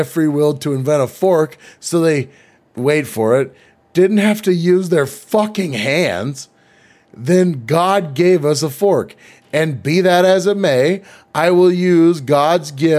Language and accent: English; United States; I'm American.